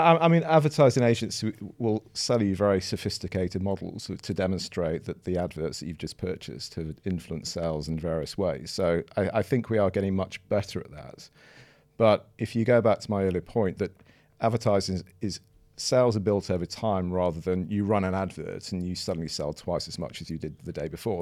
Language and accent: English; Manchester, North West England, United Kingdom; moved away as an adult; also born or lived in Twickenham / Sheffield / Edinburgh; now in London, United Kingdom; I was born in Twickenham, but then moved to Sheffield when I was about one, and then moved to Manchester until I was about eighteen